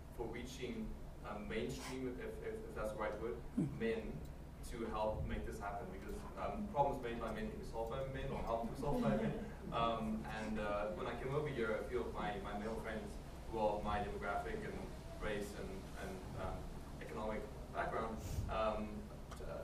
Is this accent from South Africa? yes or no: yes; South Africa; now in Boston, United States; I'm from South Africa and teach in Boston